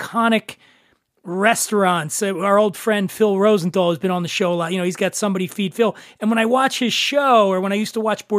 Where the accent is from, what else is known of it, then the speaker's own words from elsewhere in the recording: Guadalajara, Jalisco, Mexico; now in Los Angeles, United States; You would think, given my that I'm from Guadalajara, right?